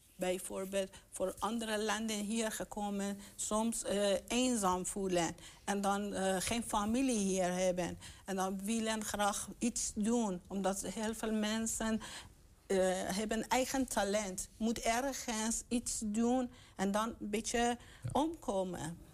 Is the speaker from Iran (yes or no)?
yes; Iran; also born or lived in Roombeek, Enschede; now in Enschede, Netherlands; ik kom uit Iran